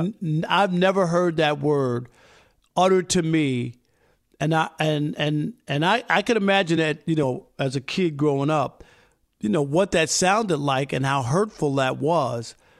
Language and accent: English; New York, United States; growing up in New York